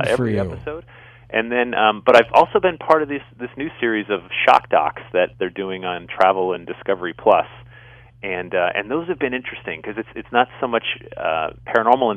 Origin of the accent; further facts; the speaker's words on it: Sandy Hook, Connecticut, United States; I grew up in Sandy Hook, Connecticut. That's where I was you know, did most of my growing up